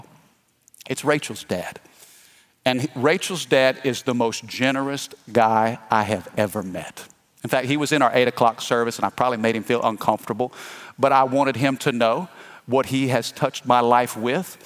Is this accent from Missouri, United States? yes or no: yes; Fredericktown, Missouri, United States; now in Baton Rouge, United States; I'm from Missouri. I'm from the Midwest. I'm from a little farming community called Fredericktown.